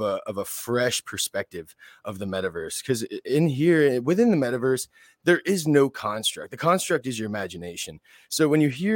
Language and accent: English; West Palm Beach, Florida, United States; I'm from West Palm Beach, Florida. I grew up here in South Florida